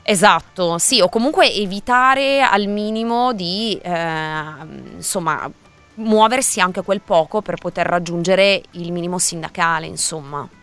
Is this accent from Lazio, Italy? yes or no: no; Milan, Lombardy, Italy; sono di Milano